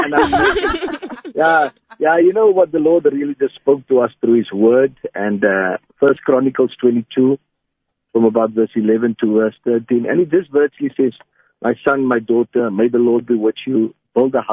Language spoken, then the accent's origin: English; South Africa; moved away; We also have a church in Bushta. I'm originally from Bushta.